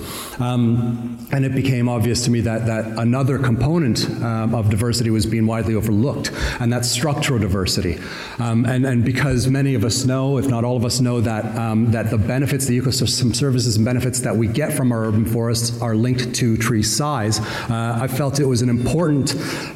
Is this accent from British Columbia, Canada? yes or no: no; Southern Ontario, Canada; accent: Southern Ontario; now in New Zealand; I am from Canada originally. Obviously, I was introduced as being from New Zealand. That's where I traveled from. I arrived yesterday morning. You can tell by the accent, though, it's definitely not a Kiwi accent. It's not nearly as charming as Mark Robertson's accent. Just a plain old Southern Ontario accent.